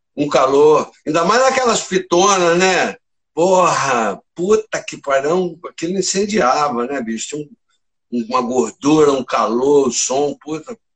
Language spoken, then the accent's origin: Portuguese; Porangaba, São Paulo, Brazil; moved away as an adult; also born or lived in Tatuí; now in Rio de Janeiro, Brazil; eu nasci em Porangaba, morei até uns 15 anos lá